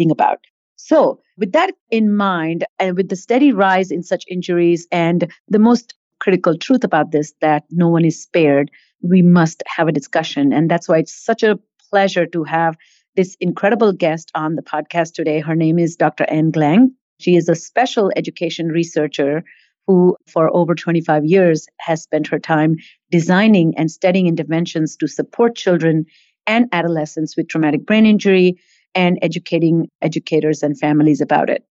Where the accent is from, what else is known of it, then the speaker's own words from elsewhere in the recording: Mumbai, Maharashtra, India; also born or lived in Boston; now in Atlanta, United States; I grew up in India